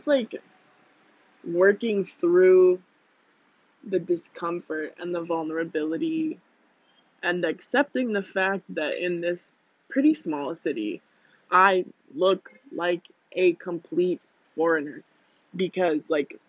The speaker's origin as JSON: {"language": "English", "country": "United States", "moved": "as an adult", "said": "I'm from the US"}